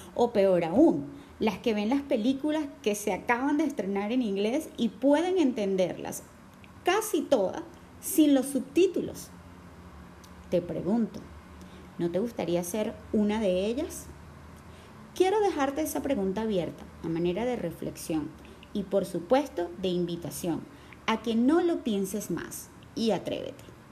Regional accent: Venezuela; aquí en Venezuela, en donde el inglés no es nuestra lengua materna

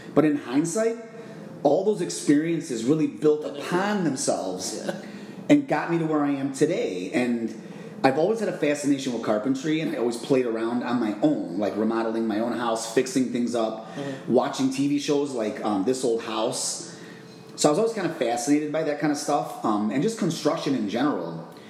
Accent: Chicago, Illinois, United States; moved away as an adult; now in Phoenix, United States; I'm originally from Chicago, Illinois. Uh, I moved out to the Phoenix area almost two years ago

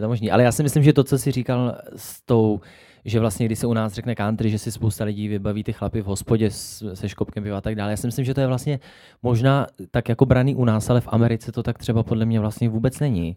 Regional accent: Jihlava, Vysočina Region, Czechia; u nás v Kulturáku v Jihlavě

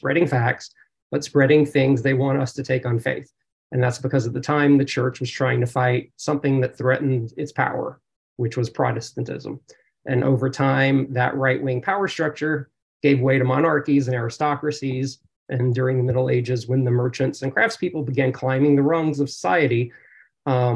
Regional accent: South Louisiana, United States; moved away as an adult; now in California, United States; in South Louisiana, where I grew up

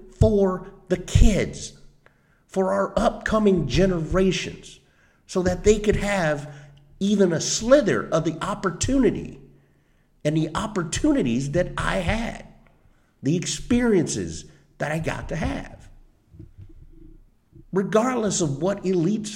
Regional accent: Ormond Beach, Florida, United States; moved away as an adult; also born or lived in Minnesota; Growing up in Ormond, going to the Pine Trail Elementary, Tomoka Elementary, Ormond Junior, Ormond Middle today, Seabreeze High School

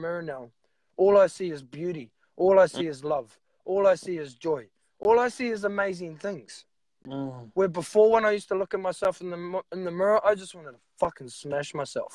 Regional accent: New Zealand; I'm from New Zealand, the land of the long white cloud, Aotearoa.

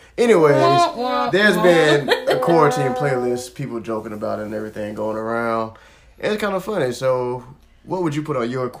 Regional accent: Florida, United States; I'm from Florida.

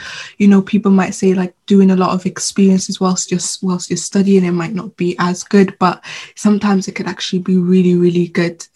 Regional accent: Sudan; now in Swansea, United Kingdom; I'm originally from Sudan, so I went back home

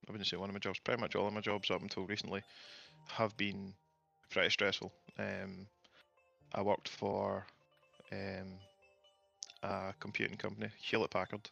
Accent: United Kingdom; being British

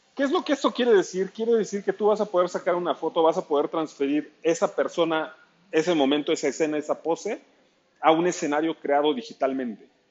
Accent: Ciudad Nezahualcóyotl, State of Mexico, Mexico; soy fotógrafo de Ciudad Nezahualcóyotl, al oriente de la Ciudad de México.

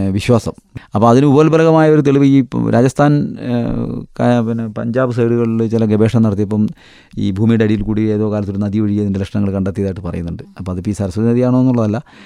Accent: Kerala, India; ഞങ്ങൾ കേരളത്തിൽ നിന്നാണ്

